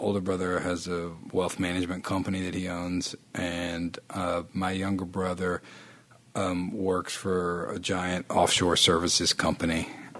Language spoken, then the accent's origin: English; Shreveport, Louisiana, United States; moved away as an adult; now in Nashville, United States; I grew up in Shreveport, Northwest Louisiana. It was a great place to grow up.